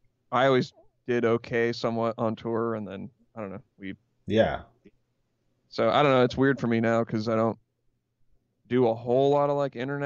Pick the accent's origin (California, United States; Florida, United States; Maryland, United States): California, United States; Santa Cruz; It was like an hour and a half drive from where I live, because I'm from Santa Cruz.